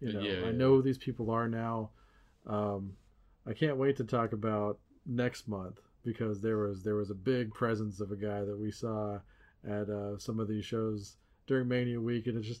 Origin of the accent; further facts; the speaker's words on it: United States; As an American